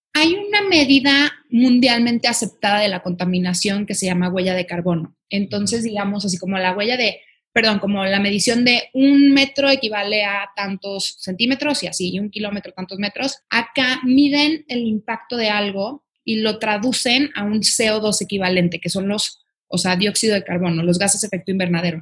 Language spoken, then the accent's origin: Spanish; Guadalajara, Jalisco, Mexico; soy de Guadalajara, Jalisco